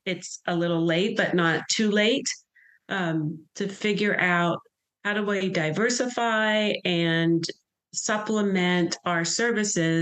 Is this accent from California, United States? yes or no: no; Pittsburgh, Pennsylvania, United States; moved away; I grew up in Pittsburgh, Pennsylvania.